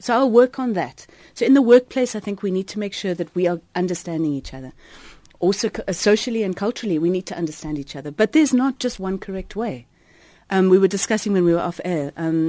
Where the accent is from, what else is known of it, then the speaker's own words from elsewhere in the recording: South Africa; accent: South African; first language English; English is my mother tongue, but I don't speak with a British accent. I don't. Mm. So they actually pointed out that my accent, which is a South African one, is easier to understand